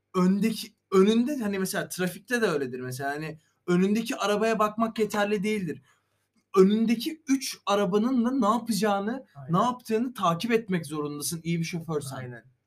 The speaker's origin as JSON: {"language": "Turkish", "region": "Sakarya", "country": "Turkey", "said": "biz Sakaryalı olarak"}